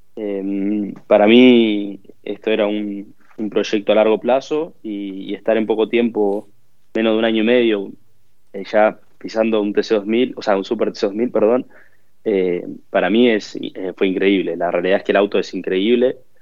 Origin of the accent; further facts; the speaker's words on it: Concepción, Biobío, Chile; also born or lived in Bahía Blanca, Argentina; Mi familia se vino a vivir acá cuando yo tenía 7, 8 años. Eh, y, nada, yo después desarrollé gran parte de mi vida acá